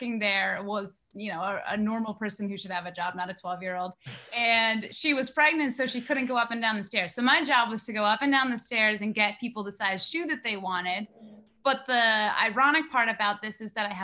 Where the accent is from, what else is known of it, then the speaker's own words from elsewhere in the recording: Nantucket, Massachusetts, United States; everyone around me growing up on Nantucket